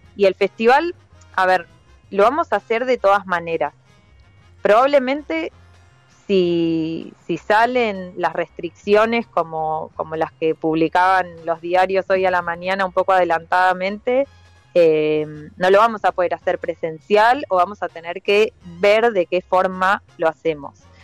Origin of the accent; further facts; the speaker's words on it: Buenos Aires, Argentina; also born or lived in La Plata; now in Tandil, Argentina; yo soy de Capital